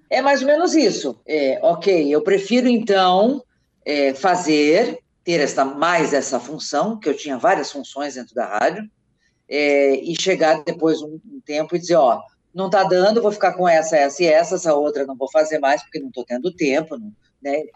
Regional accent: Capinzal, Santa Catarina, Brazil; also born or lived in Curitibanos, Santa Catarina / Campina do Cerro, Santa Catarina; Curitibanos foi onde eu morei muitos anos, Capinzal, a cidade onde eu nasci

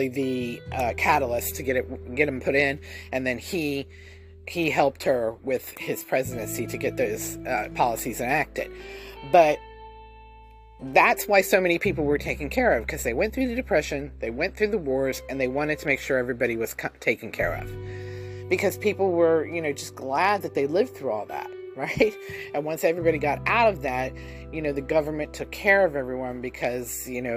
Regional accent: United States

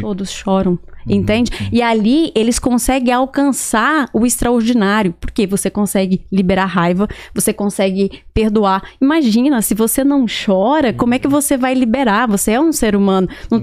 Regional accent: Barra do Garças, Mato Grosso, Brazil; now in Miami, United States; eu sou de Barra do Garças. É uma cidade no, que fica no Mato Grosso. Perfeito. E eu cresci nasci ali e cresci naquele lugar

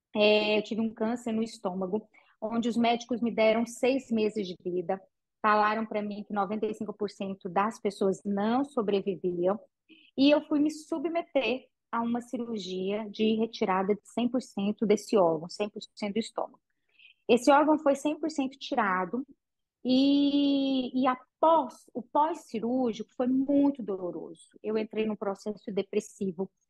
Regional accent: Patrocínio, Minas Gerais, Brazil; now in Goiânia, Brazil; Eu sou de uma cidade do interior de Minas chamada Patrocínio

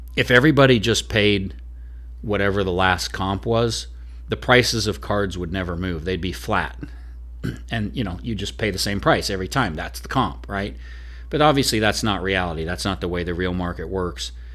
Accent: Oregon, United States; now in Nashville, United States; I'm originally from Oregon

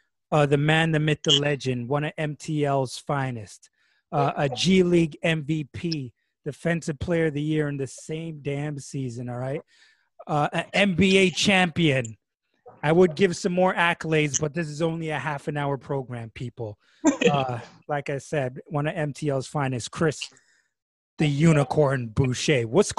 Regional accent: Montreal, Quebec, Canada; I grew up in Montreal as well.

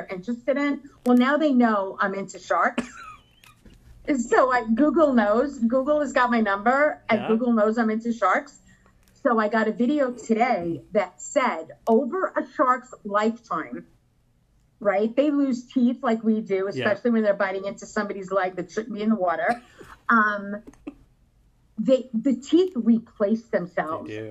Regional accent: New York, United States; I'm from New York

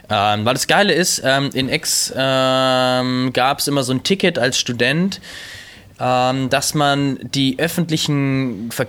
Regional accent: Germany

